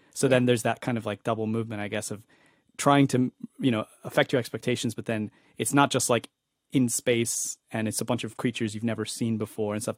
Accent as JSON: {"language": "English", "region": "East Coast", "country": "United States", "tie": "born or raised there", "also_born_or_lived": "Spain", "said": "where I grew up in the East Coast."}